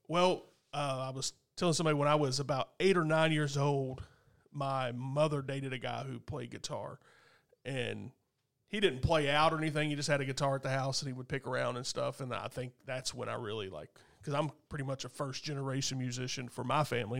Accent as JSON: {"language": "English", "town": "Goshen", "region": "Kentucky", "country": "United States", "tie": "born or raised there", "said": "out in Goshen area, Skylight, where I grew up"}